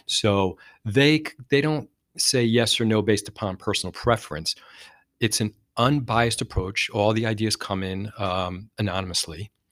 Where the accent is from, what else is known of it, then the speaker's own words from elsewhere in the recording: New Jersey, United States; I'm from Jersey, and we talk a lot, we talk fast.